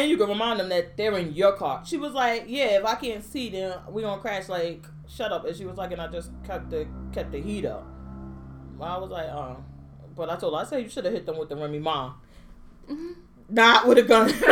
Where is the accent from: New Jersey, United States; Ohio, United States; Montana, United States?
New Jersey, United States; Jersey City; I'm from Jersey City